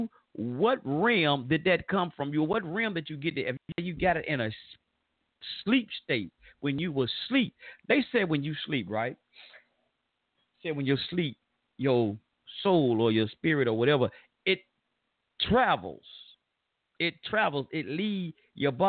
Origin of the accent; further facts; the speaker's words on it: the South, United States; accent: Southern draw; I'm from the South. We from down here.